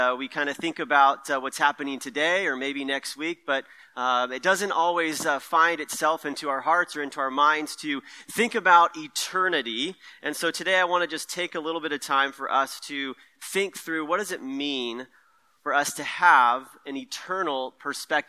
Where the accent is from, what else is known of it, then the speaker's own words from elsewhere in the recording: Merced, California, United States; moved away as an adult; also born or lived in Stockton, California; now in Sonoma County, United States; I grew up in the Central Valley where it's nice and hot all the time. So Merced is where I kind of come from, a Central Valley boy